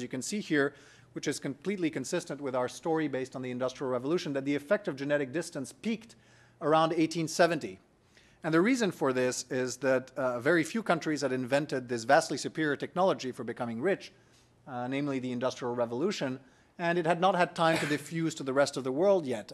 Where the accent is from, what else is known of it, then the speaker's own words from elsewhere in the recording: France; I'm from France